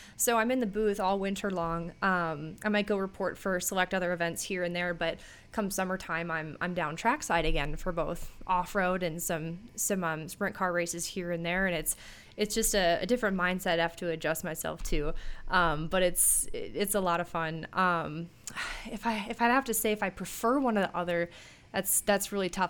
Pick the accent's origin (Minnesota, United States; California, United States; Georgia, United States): Minnesota, United States; Minneapolis; born or raised there